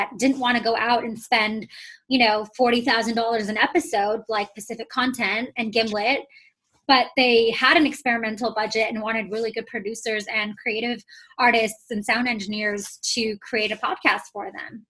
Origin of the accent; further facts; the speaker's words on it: Oman; moved away as an adult; also born or lived in Toronto, Canada; I was born and raised in the Middle East, so I'm from Oman